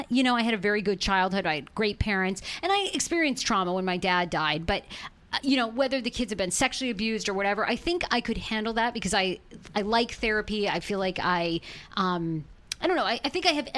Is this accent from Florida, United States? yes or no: no; Maine, United States; I always grew up like growing up in Maine. You know, you grow up on the farm, so I grew up with animals outside.